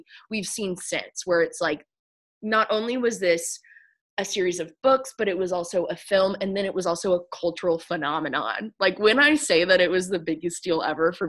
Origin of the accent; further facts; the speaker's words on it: Tennessee, United States; as a child growing up in Tennessee in a really white neighborhood